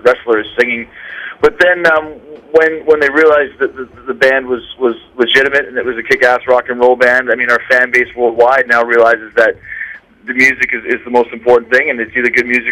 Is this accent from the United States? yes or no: no; Winnipeg, Manitoba, Canada; growing up in Winnipeg, Canada